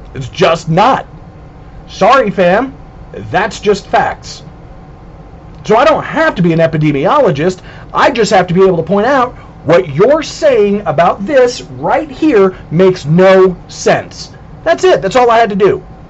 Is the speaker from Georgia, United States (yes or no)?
no; Southern California, United States; When I was growing up in Southern California